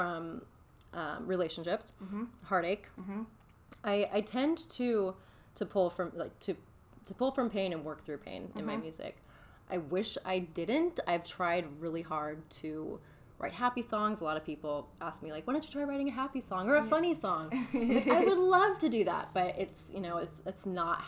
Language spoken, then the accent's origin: English; Hemet, California, United States; I'm from Hemet, California